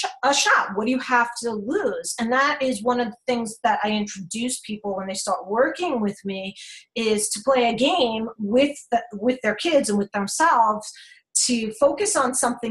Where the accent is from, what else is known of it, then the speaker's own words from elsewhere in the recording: New York, United States; I'm from New York